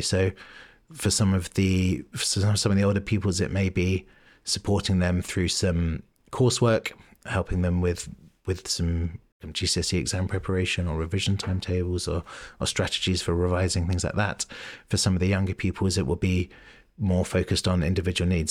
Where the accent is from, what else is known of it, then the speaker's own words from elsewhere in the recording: London, United Kingdom; moved away as an adult; now in Bristol, United Kingdom; I grew up in London, um, Southwest London